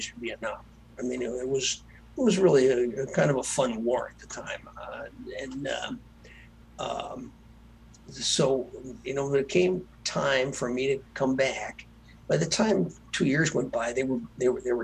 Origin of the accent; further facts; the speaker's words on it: Earlville, Illinois, United States; my hometown where I grew up, a little town called Earlville, Illinois